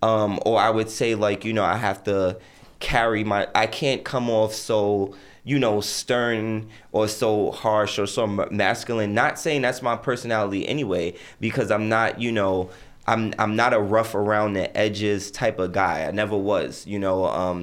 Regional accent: Barbados

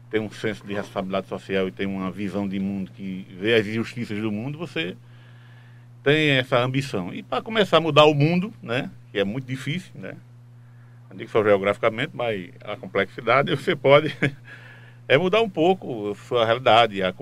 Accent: Timbaúba, Pernambuco, Brazil; Eu nasci em Timbaúba, então eu

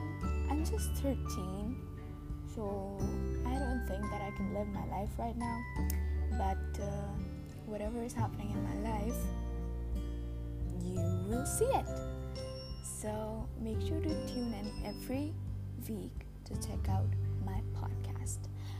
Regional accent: India; growing up as an Indian child and having a lot of boundaries and just not being independent. I'm just 13

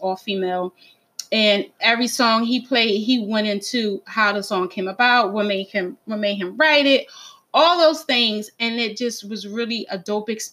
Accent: Philadelphia, Pennsylvania, United States; since I'm from North Philly

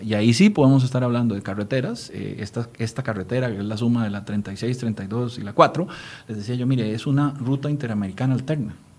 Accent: Costa Rica; como costarricenses

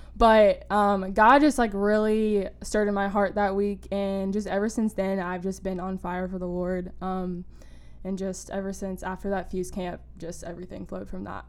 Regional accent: Wilmington, North Carolina, United States; I am a rising senior at UNCW and I am from Wilmington.

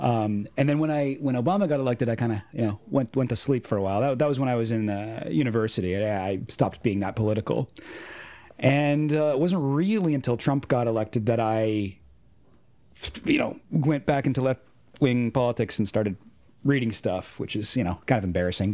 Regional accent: Orangeville, Ontario, Canada; I grew up in a, a small town, Orangeville, Ontario

